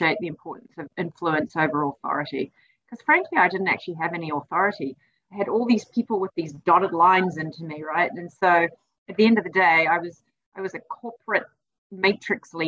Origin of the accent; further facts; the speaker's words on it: New Zealand; moved away; I'm originally from New Zealand